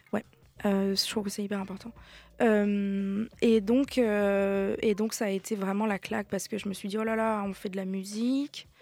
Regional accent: Brest, Brittany, France; moved away; j'ai grandi euh, à Brest avec donc une maman basque espagnole, un papa niçois

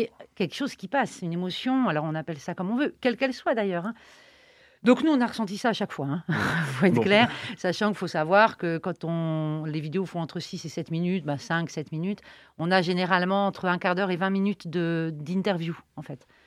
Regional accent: Nantes, Pays de la Loire, France; on est nantais

